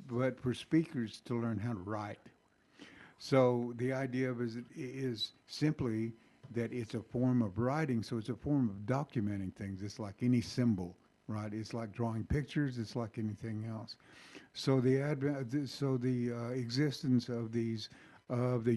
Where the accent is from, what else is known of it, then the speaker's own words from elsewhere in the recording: North Carolina, United States; I'm from North Carolina